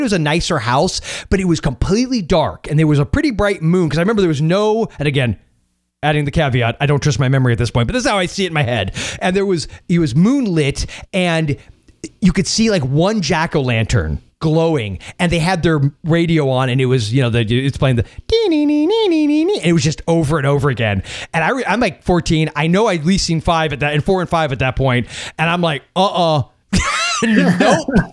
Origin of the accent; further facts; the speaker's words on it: St. Petersburg, Florida, United States; I was born in St. Petersburg